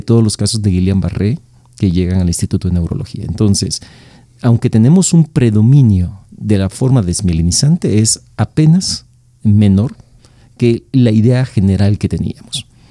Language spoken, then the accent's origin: Spanish; El Salvador; moved away as an adult; now in Mexico; yo nací en El Salvador, ya, hace mucho tiempo. Este, me formé en la carrera de, de, medicina, hice medicina interna en El Salvador